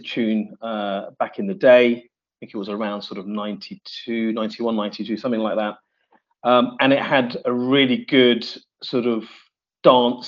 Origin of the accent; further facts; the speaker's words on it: Reading, South East England, United Kingdom; moved away; also born or lived in Leicester; I was born in Reading, but I went to Leicester with my parents.